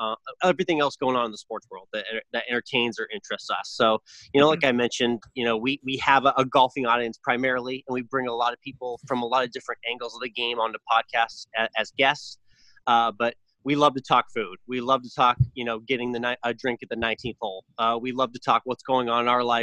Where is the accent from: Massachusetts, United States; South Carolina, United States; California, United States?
Massachusetts, United States; just outside Boston; growing up just outside the city of Boston